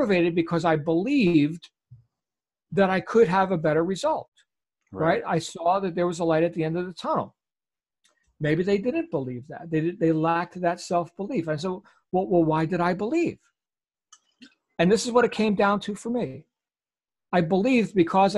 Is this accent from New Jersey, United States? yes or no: yes; Jersey Shore, New Jersey, United States; accent: New Jersey accent; moved away; I grew up on the Jersey Shore in New Jersey